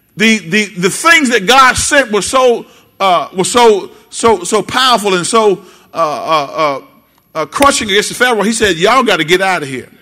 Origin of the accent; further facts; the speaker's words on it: Benton, Louisiana, United States; I'm from Benton. It's cool to be from Benton.